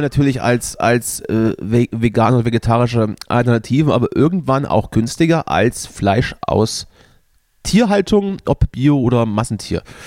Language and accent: German; Germany; als Deutscher